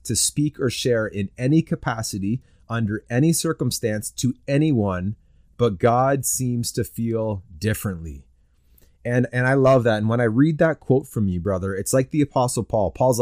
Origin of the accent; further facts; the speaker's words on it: Canada; I'm a Canadian